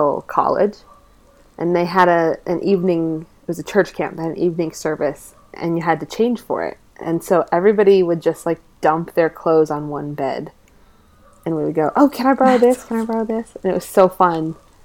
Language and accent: English; Oklahoma, United States; also born or lived in Colorado; now in Denver, United States; I grew up in Oklahoma.